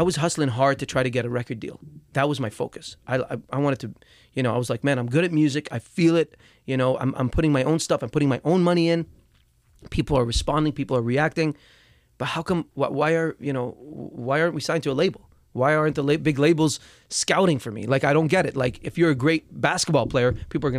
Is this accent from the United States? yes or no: no; Dubai, United Arab Emirates; moved away; People back home where I grew up in Dubai